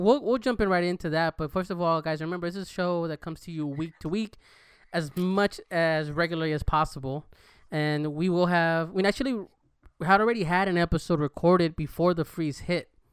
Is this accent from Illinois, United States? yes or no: no; California, United States; now in Texas, United States; I'm from Cali